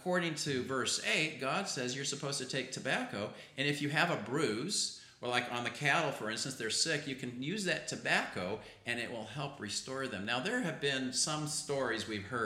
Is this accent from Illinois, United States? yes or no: no; Utah, United States; I'm from Utah